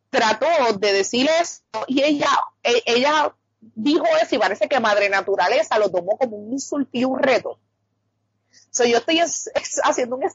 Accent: Carolina, Puerto Rico

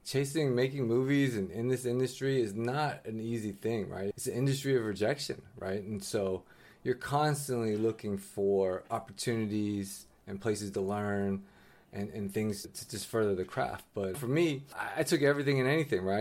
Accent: San Francisco, California, United States; I am a sixth generation Chinese American, born and raised in, in San Francisco, California

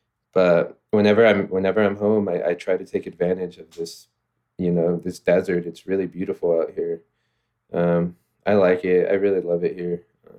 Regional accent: Fontana, California, United States; Yeah, I grew up in the city of Fontana, California.

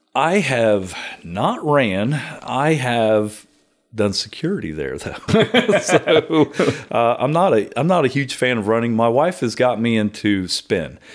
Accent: Circleville, Ohio, United States; also born or lived in Chillicothe, Ohio; grew up around Circleville my entire life until, until my wife from Knock'em Stiff took me out

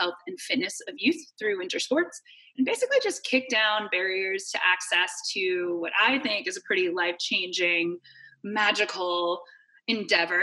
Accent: Midwest, United States; I grew up in the Midwest

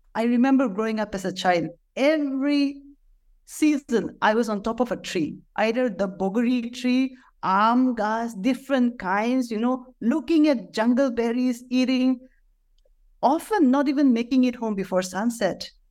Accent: Nagaland, India; I, I, I am from Nagaland

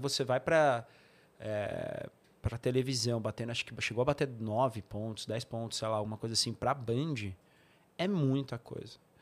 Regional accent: São Bernardo do Campo, São Paulo, Brazil; also born or lived in São Caetano do Sul; eu sou de São, minha família é toda de São Bernardo, mas eu morei um tempo em São Caetano

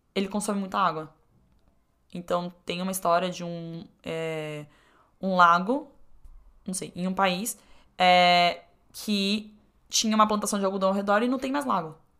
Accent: Brazil; como brasileiro

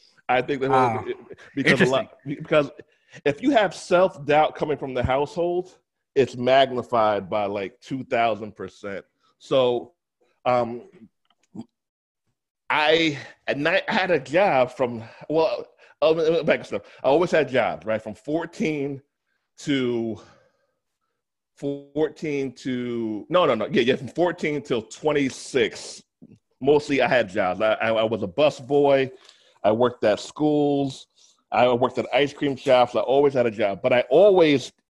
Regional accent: New York, United States; now in Atlanta, United States; I'm a Jamaican heritage. That's also a Jamaican background. Born in New York, currently in Atlanta

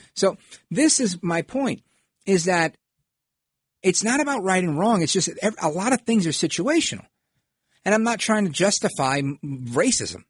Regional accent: New York City, New York, United States; the Italian neighborhoods when I grew up in Brooklyn

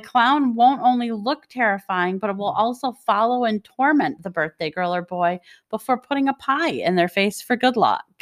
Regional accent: Detroit, Michigan, United States; I was born and raised in Detroit, Michigan

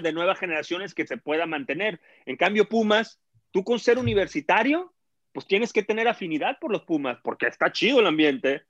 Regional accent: Monterrey, Nuevo León, Mexico; Yo crecí en Monterrey

